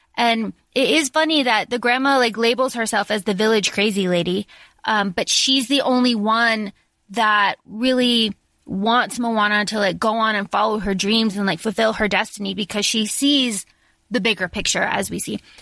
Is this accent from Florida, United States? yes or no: yes; Florida, United States; our town where I grew up in Florida